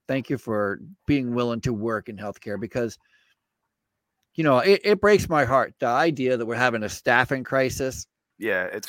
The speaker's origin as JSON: {"language": "English", "region": "Vermont", "country": "United States", "tie": "born or raised there", "said": "I grew up in Vermont and I okay. started my healthcare career in Vermont"}